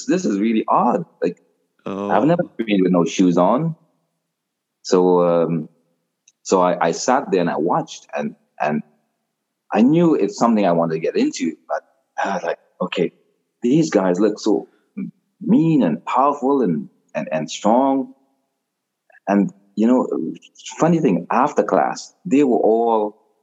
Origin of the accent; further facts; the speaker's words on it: Trinidad & Tobago; now in Toronto, Canada; I grew up in Trinidad, in a small village in Trinidad.